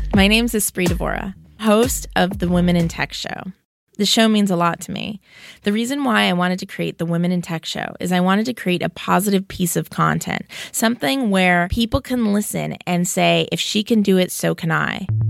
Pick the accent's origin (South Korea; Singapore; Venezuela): Venezuela; now in San Francisco, United States; I'm from Venezuela, currently living in San Francisco